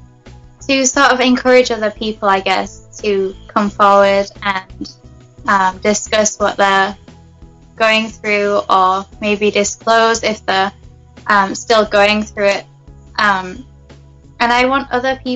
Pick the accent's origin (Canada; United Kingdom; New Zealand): United Kingdom; England; moved away as an adult; now in United States; Well, I'm from England. I'm originally from England. I was born in Britain, and I'm actually living in the States now